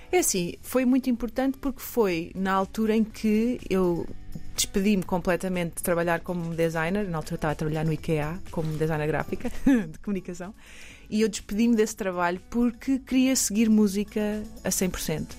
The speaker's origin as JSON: {"language": "Portuguese", "town": "Bombarral", "region": "Centro", "country": "Portugal", "tie": "born or raised there", "moved": "as an adult", "lives_now": "Toronto, Canada", "said": "eu, cresci aqui em Portugal, mas nasci em Toronto"}